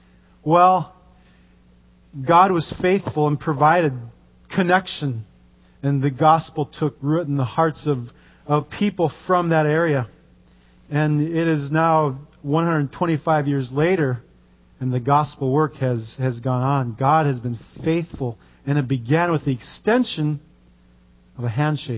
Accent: Norton Sound, Alaska, United States; the shores of the Norton Sound in my hometown

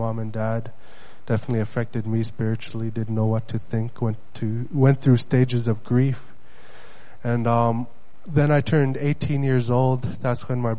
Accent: Bethel, Alaska, United States; first language Yupik; English is a second language; also born or lived in Nunapitchuk, Alaska; I'm from Bethel, Alaska. I grew up in the small village of Nunapichuk, which the population is about 200 to 300 people. I grew up there until I was 8 years old with my family.

